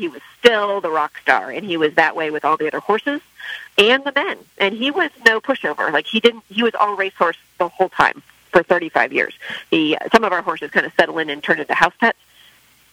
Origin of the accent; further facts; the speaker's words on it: San Diego, California, United States; I'm from San Diego. So Del Mar was at my home track